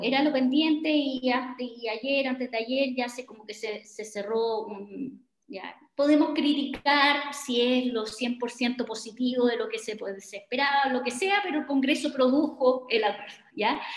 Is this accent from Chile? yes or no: yes; Chile; como somos chilenos